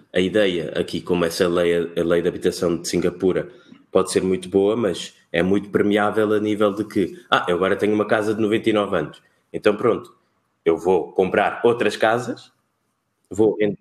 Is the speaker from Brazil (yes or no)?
no; Cape Verde; also born or lived in Portugal; now in Lisbon, Portugal; Eu sou cabo-verdiano, somos de ilhas, temos o mar sempre à volta